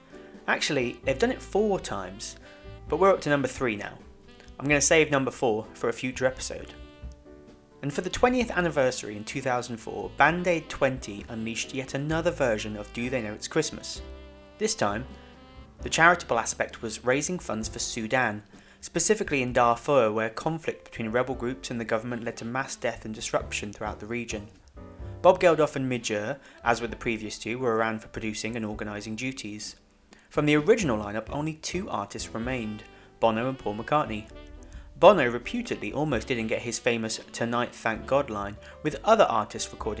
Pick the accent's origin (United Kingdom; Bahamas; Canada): United Kingdom; as I'm British